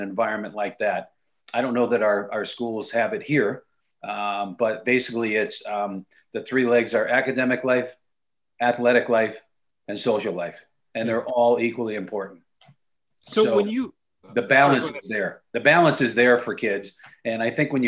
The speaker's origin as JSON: {"language": "English", "region": "Connecticut", "country": "United States", "tie": "born or raised there", "said": "I grew up in Connecticut"}